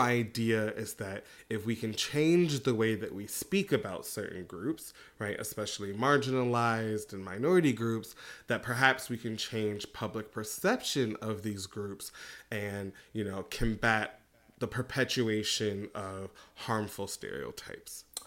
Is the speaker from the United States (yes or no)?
yes; United States; moved away; also born or lived in Beijing; I was American